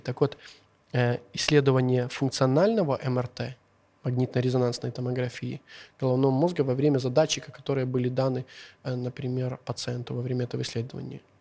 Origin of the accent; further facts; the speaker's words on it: Uzhhorod, Zakarpattia Oblast, Ukraine; first language Hungarian; Russian is a second language; я сам родом с Ужгорода